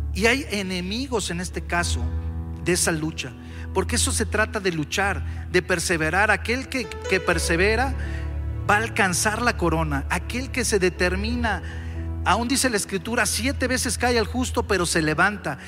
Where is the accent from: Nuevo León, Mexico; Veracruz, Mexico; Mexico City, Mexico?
Mexico City, Mexico; los que somos aquí de la Ciudad de México